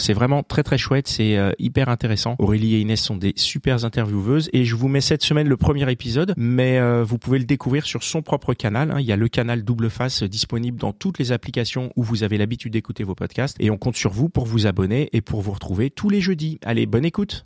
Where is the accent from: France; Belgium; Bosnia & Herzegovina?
France; south of France; moved away as an adult; also born or lived in Montpellier; now in Paris, France; je venais du, sud de la France. J'avais fini mes études à Montpellier